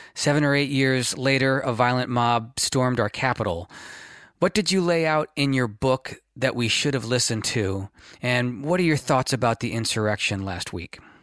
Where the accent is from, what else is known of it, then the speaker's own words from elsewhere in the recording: California, United States; being a Californian, uh, and a, a California-based activist